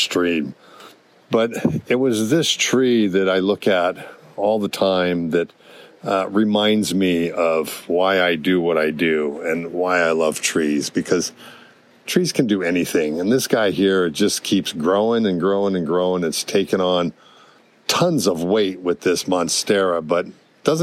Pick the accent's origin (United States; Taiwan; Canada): United States; Hawaii; also born or lived in California; I grew up in Hawaii